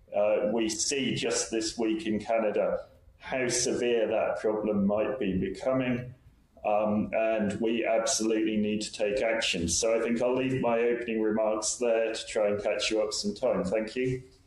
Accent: England, United Kingdom; also born or lived in Republic of Ireland; now in Ireland; I'm from England originally

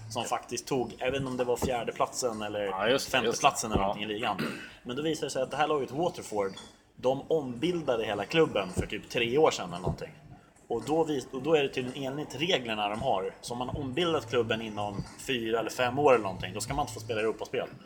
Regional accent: Malmö, Skåne, Sweden; also born or lived in Norrköping; now in Stockholm, Sweden; Jag är född i Norrköping men eh, jag är uppvuxen i Malmö så att, eh, och nu bor jag i Stockholm. Så att jag har ingen... min- Östgötskan har försvunnit.

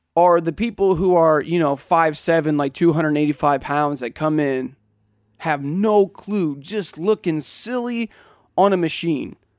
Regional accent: Southeast Missouri, United States; I grew up in Southeast Missouri

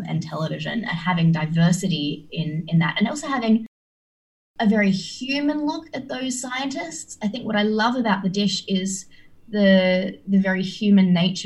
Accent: Australia; as an Australian growing up

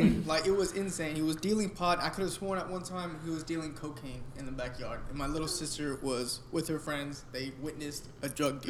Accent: a small town outside of Boston, Massachusetts, United States; I grew up in a small town outside of Boston. You know, it's typical small town feel

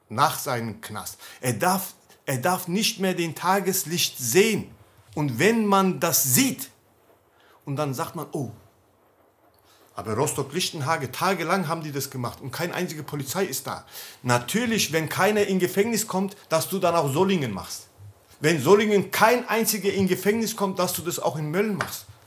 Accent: Turkey; German is a second language; wenn ich als Türke jemanden töte, dann muss ich doch meine Straße, äh, Strafe absitzen.

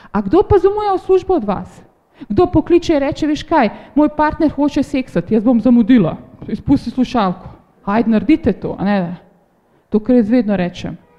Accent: Slovenia; smo Slovenci

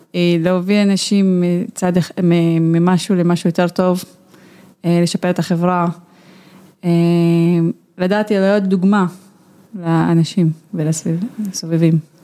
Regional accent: Haifa District, Israel; אצלנו בכפר

